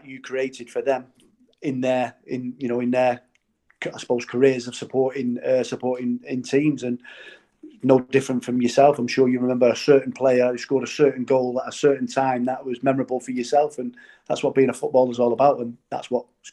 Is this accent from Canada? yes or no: no; Manchester, North West England, United Kingdom; I'm from Blakely